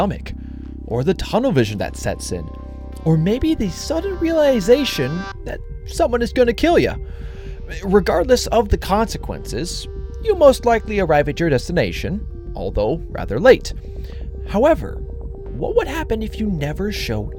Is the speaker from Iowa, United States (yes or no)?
yes; Iowa, United States; my home state